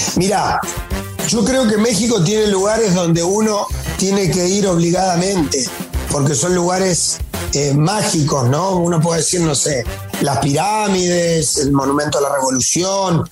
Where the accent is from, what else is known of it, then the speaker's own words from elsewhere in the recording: Argentina; somos argentinos